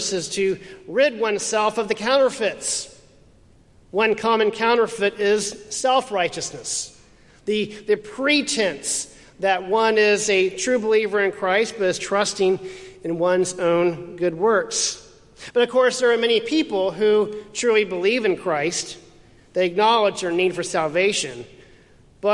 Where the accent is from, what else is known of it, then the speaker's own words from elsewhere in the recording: Houston, Texas, United States; moved away; My hometown of Houston